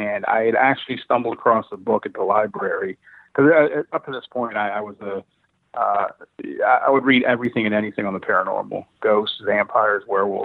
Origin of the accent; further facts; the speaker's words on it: Falls Church, Virginia, United States; My house growing up in Virginia, I had moved to Falls Church, Virginia at this point